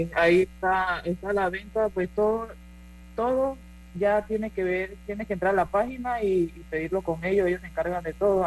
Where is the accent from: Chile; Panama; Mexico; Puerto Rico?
Panama; moved away as an adult; now in United States; soy la única panameña